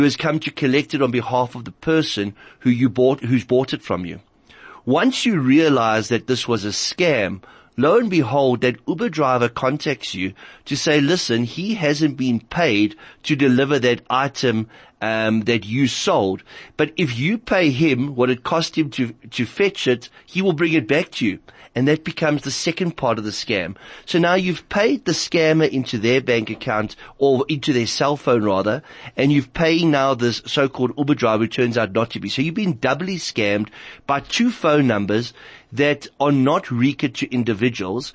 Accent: South Africa; as a South African

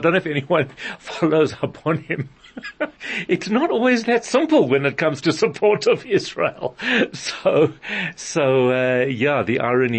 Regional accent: South Africa; As a South African Jew, as a person who's quite involved with community

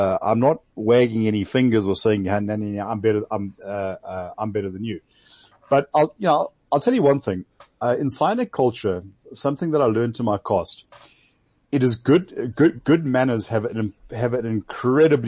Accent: South Africa; me being a South African

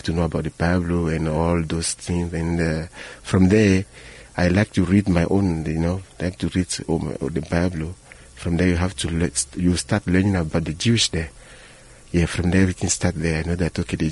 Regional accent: Benin; now in Johannesburg, South Africa; I was born in Benin, in the bulge, North West Africa.

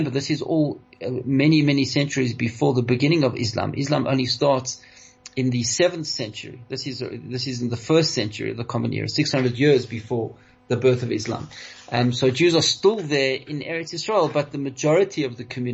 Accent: South Africa

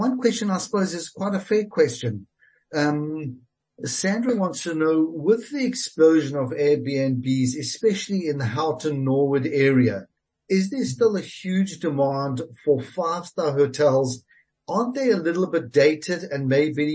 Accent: South Africa; being a South African

